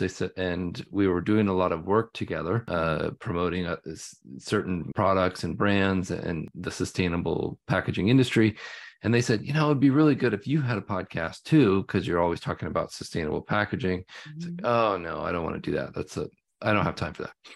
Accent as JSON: {"language": "English", "area": "the Northwest", "region": "Pacific Northwest", "country": "United States", "tie": "born or raised there", "said": "growing up in the Northwest, that's been the key to our living up here"}